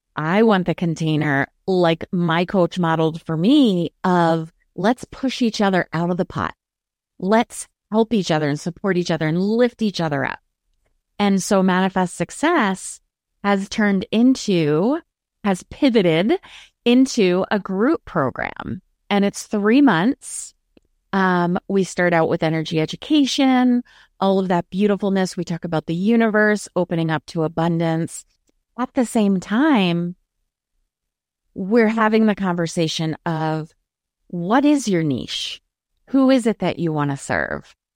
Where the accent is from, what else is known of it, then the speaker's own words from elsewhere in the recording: Maryland, United States; I'm from Maryland